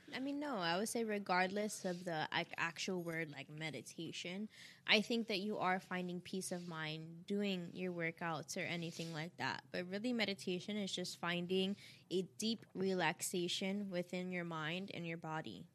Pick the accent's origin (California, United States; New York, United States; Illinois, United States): New York, United States; I'm from New York